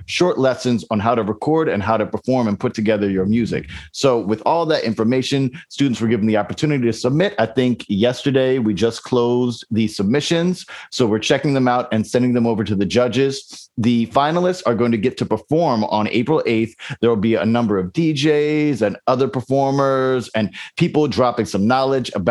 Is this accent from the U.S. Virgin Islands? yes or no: yes; U.S. Virgin Islands; I grew up in St. Croix in the Virgin Islands